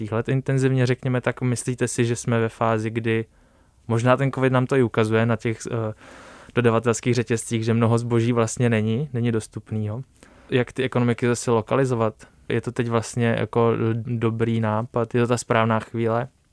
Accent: Písek, South Bohemian Region, Czechia; já jsem shodou okolností z Písku

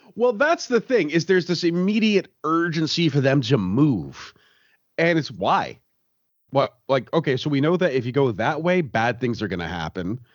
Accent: Canada; growing up in Canada

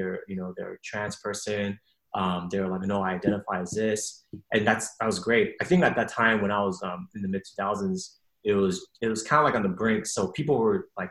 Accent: West Coast, United States; I was born in the West Coast

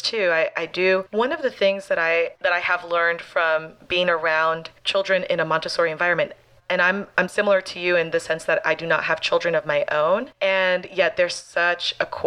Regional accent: Miami, Florida, United States; I'm out of Miami, Florida. This is my hometown

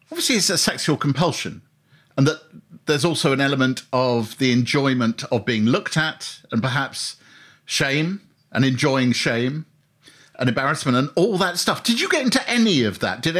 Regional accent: East of England, United Kingdom; I'm a, an artist. I come from Essex.

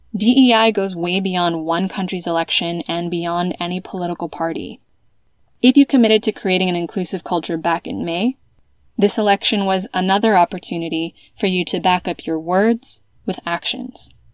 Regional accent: United States; moved away as an adult; also born or lived in California; now in Spain; an American who has lived in Europe since 2010

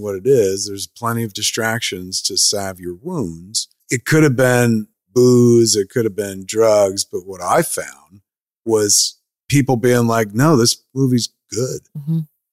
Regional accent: New Jersey, United States; moved away; I bought a movie theater back in my hometown with my friends. And we call it Smog Castle Cinemas

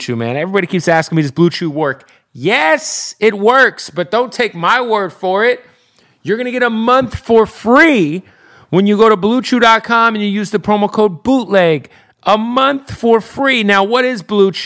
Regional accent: Phoenix, Arizona, United States; Phoenix, Arizona, my hometown.

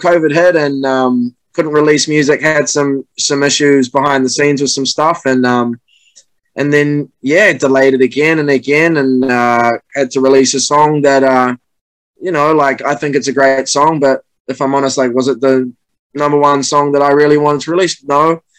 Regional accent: New Zealand; Yeah, and you know, as a Kiwi, you follow the All Blacks too.

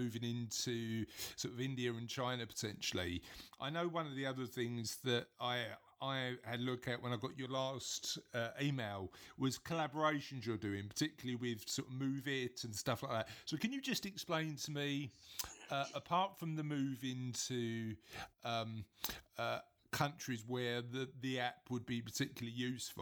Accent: London, United Kingdom; accent: Cockney; I'm from the East End of London, and we've got a very peculiar accent. It's called Cockney

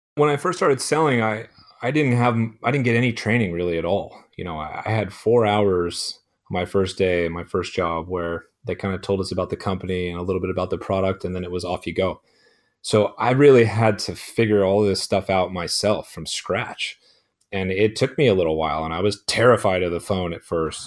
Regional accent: Chico, California, United States; also born or lived in San Francisco Bay Area / Arizona; my hometown in Chico, uh, California

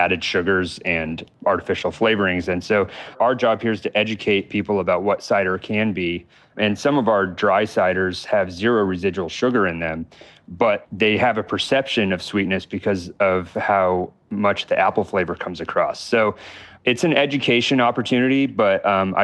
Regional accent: Fort Collins, Colorado, United States; moved away as an adult; now in Los Angeles, United States; I'm from Colorado, the Fort Collins area, where New Belgium

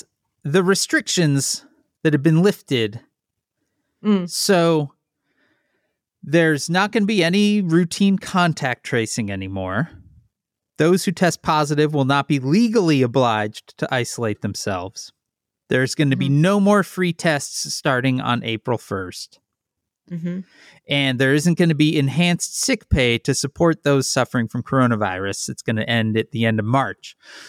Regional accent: Chicago, Illinois, United States; because I am from the Chicago area, you get field trips when you're a kid.

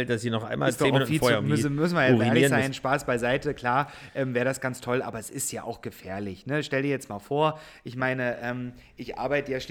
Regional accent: Saxony, Germany; born there; now in Berlin, Germany; ich bin ja jetzt Wahlberliner, ich komme ursprünglich gebürtig aus Sachsen, ähm, auch wenn man das vielleicht jetzt nicht so hört.

